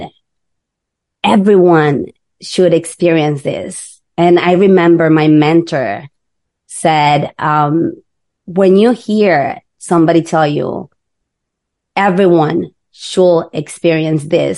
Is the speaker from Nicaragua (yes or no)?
yes; Nicaragua; moved away; We're from Nicaragua.